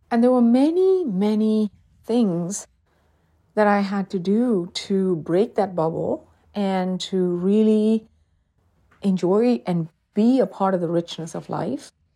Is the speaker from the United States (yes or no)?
no; South India, India; moved away; I'm originally from South India and we celebrate Diwali